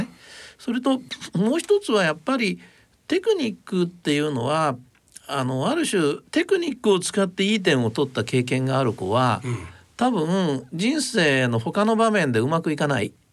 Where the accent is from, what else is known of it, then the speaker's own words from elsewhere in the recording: Moriguchi, Osaka, Japan; 僕は生まれたのは大阪の市内なんですね。それで、えー、ちっちゃい頃にえー、まあ大阪の真下町 郊外ってっていうのが森口市っていうのがあるんですけど